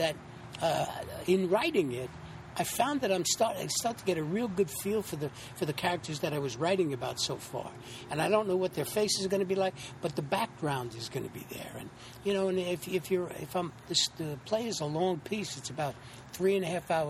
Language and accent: English; New York City, New York, United States; also born or lived in Santa Fe, New Mexico / Putnam Lake, New York; I'm originally born and raised in the Bronx, New York